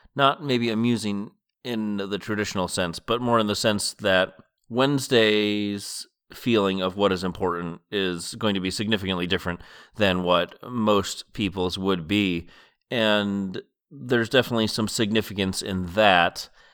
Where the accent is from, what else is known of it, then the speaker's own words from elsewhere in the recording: Massachusetts, United States; moved away as an adult; now in West Coast, United States; I lived in Massachusetts growing up and have lived my adult life on the West Coast